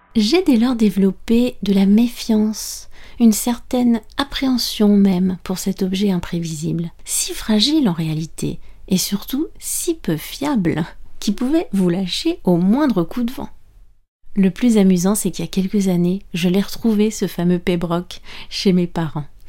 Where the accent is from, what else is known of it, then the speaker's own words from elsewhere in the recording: France; je suis française